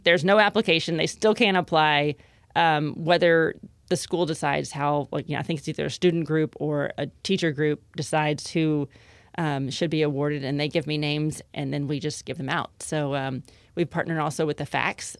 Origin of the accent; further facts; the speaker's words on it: Lake Jackson, Texas, United States; moved away as an adult; also born or lived in Miami / Denver / Washington, D.C.; I grew up in Lake Jackson